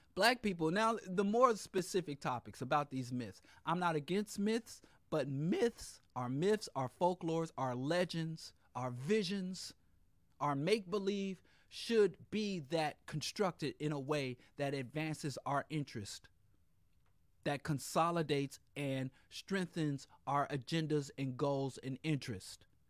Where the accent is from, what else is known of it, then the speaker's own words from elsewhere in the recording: Kansas, United States; I'm from Kansas